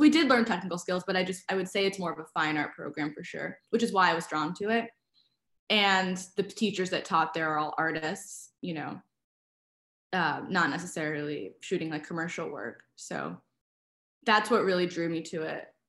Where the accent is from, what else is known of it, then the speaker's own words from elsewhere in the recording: New York City, New York, United States; I really liked growing up in Brooklyn.